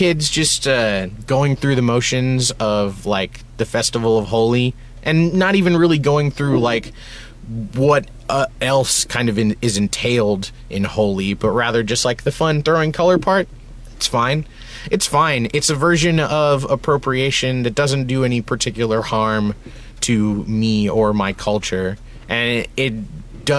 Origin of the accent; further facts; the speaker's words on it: United States; I grew up in America in a very hard time to be like a brown person